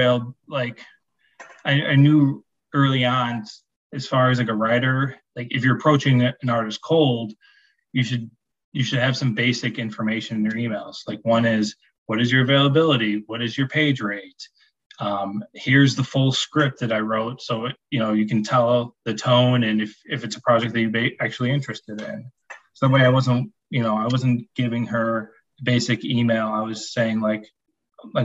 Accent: Chicago, Illinois, United States; I'm from Chicago

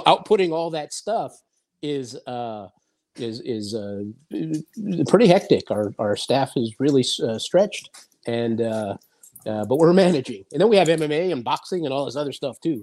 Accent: Los Angeles, California, United States; It wasn't cool to be Latin in Los Angeles, believe it or not um, right. when I was coming up

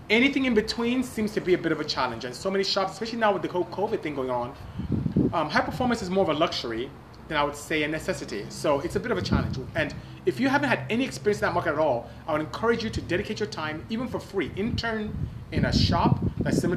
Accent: Port Harcourt, Rivers State, Nigeria; Thank you so much for joining. … from Port Harcourt, Nigeria. Good seeing you. Nigeria is where I'm from.

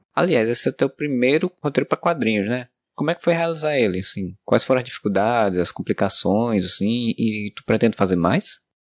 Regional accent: Areia, Paraíba, Brazil; Quando era criança em Areia, cidade do Brejo Paraibano

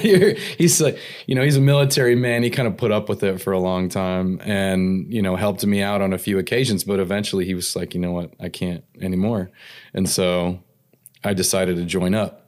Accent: Antelope Valley, Southern California, United States; also born or lived in Tulare, California / Maryland; I grew up in California. Okay. I, mostly Southern California

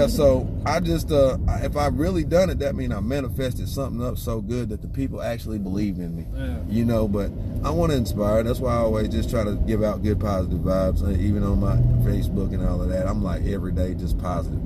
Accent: Statesville, North Carolina, United States; moved away as an adult; I'm originally from Statesville, North Carolina.

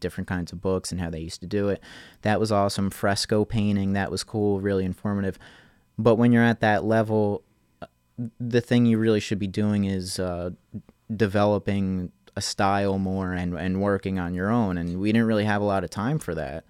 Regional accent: Manahawkin, New Jersey, United States; moved away as an adult; now in Asbury Park, United States; I'm, I'm originally from Manahawkin

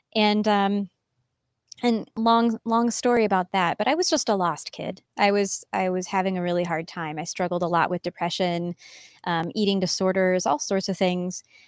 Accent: Missouri, United States; I grew up in Missouri on a farm, kind of in the middle of nowhere, and I loved it

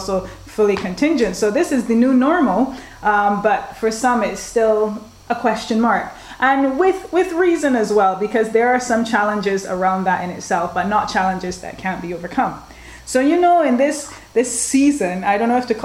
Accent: Barbados; I'm from Barbados

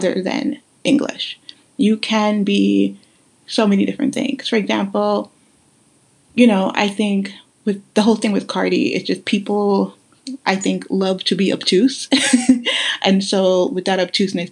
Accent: New York City, New York, United States; also born or lived in Guyana; having grown up in New York City

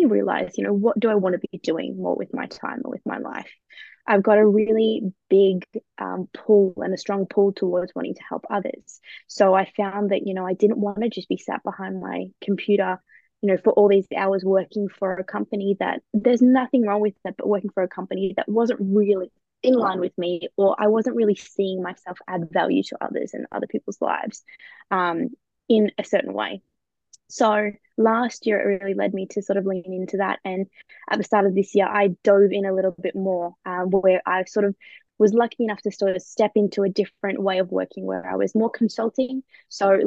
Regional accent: Australia; now in United Kingdom; So I am an Aussie that lives in the UK at the moment.

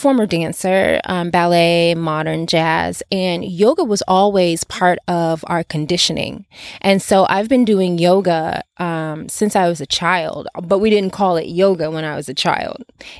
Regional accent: Nigeria; English is a second language; now in Los Angeles, United States; I am originally from Nigeria, but I reside in Los Angeles currently

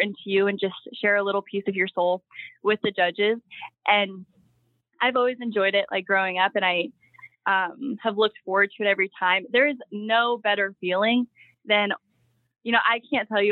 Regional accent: Scranton, Pennsylvania, United States; I have three brothers. We're from Scranton, Pennsylvania

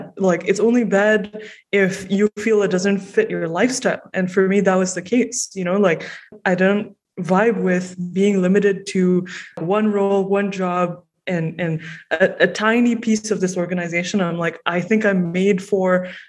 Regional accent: Malaysia; moved away as an adult; now in Toronto, Canada; I grew up in Malaysia and I moved to Toronto.

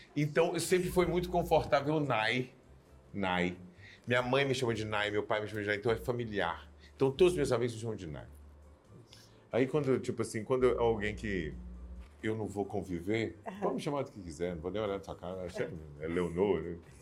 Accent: Uberlândia, Minas Gerais, Brazil; moved away; nós somos criados em Uberlândia. Eu vivi, com oito anos, eu saí de Uberlândia, vivi 12 anos de Uberlândia.

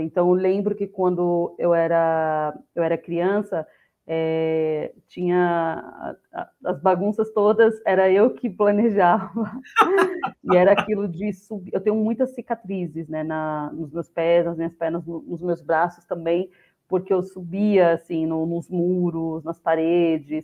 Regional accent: São Paulo, Brazil; Eu nasci e cresci no, no, Jardim Colombo. É uma das comunidades que faz parte do complexo de Paraisópolis, situada na região do Morumbi é, na zona oeste de São Paulo

